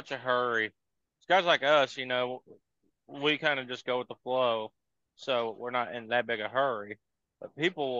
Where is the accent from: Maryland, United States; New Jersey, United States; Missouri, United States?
Missouri, United States; St. Louis; I'm from St. Louis. People give us St. Louis drivers crap